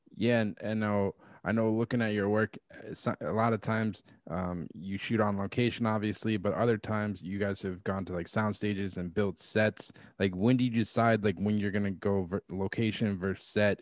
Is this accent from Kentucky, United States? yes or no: no; Massachusetts, United States; my home state in Massachusetts